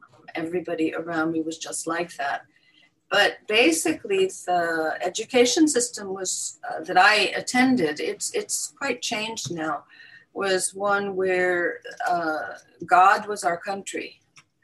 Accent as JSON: {"language": "English", "country": "Israel", "tie": "born or raised there", "said": "Let's see, growing up in Israel, it's a very different country today than it was when I was growing up. We were very secular. We didn't even think of ourselves as Jews."}